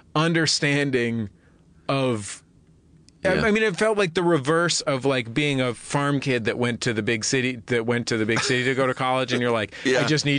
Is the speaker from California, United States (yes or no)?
yes; San Francisco, California, United States; I'm from the Mission in San Francisco.